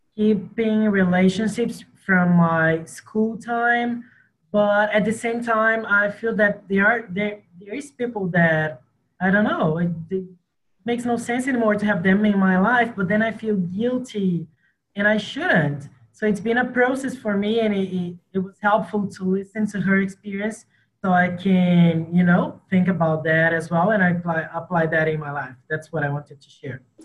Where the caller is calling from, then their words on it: Rio de Janeiro, Brazil; So I'm calling from Rio de Janeiro, Brazil.